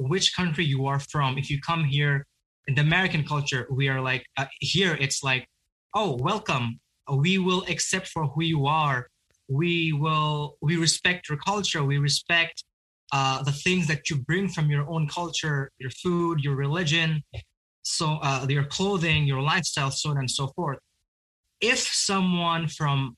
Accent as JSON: {"language": "English", "country": "Bangladesh", "tie": "born or raised there", "moved": "yes", "lives_now": "United States", "said": "I grew up in a country named Bangladesh"}